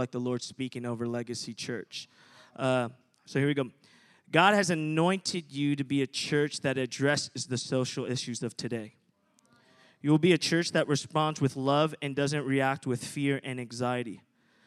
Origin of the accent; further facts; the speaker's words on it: New Jersey, United States; moved away as an adult; now in Redding, United States; I'm at Reading, been there about 8 years, but I'm originally from New Jersey. So I moved from New Jersey to go to Reading, go to school there